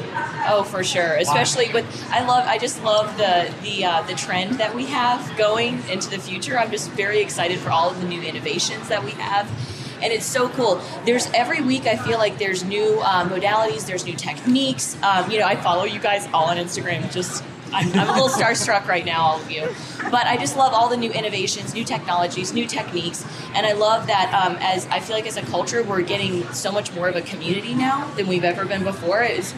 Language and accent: English; Sanford, Florida, United States; I'm from Sanford, Florida.